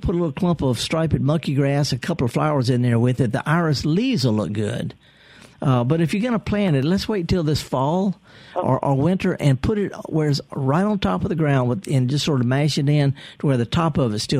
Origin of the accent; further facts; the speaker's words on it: the Mississippi Delta, United States; I'm from the Delta.